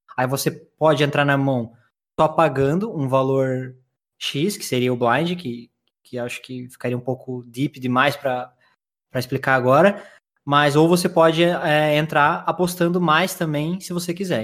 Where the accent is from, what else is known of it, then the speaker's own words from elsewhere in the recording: Curitiba, Paraná, Brazil; accent: curitibano; Sim, sou de Curitiba, acertou. Sotaque não, não tem como é, enganar, né? Leite quente. É... e eu nasci em Curitiba em 1991